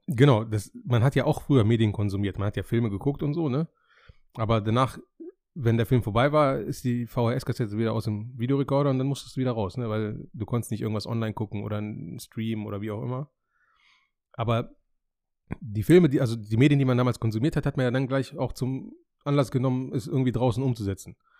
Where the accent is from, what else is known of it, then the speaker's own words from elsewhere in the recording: Hameln, Lower Saxony, Germany; ich bin in Hameln geboren und aufgewachsen